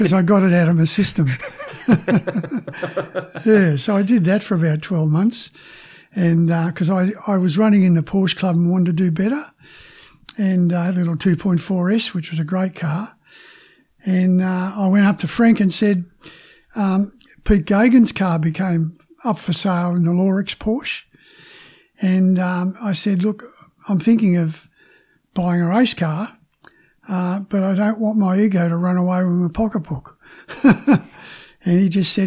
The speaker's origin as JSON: {"language": "English", "town": "Sydney", "region": "New South Wales", "country": "Australia", "tie": "born or raised there", "moved": "as an adult", "lives_now": "Melbourne, Australia", "said": "In Sydney. I'm ex-Sydney, Cronulla Southern District."}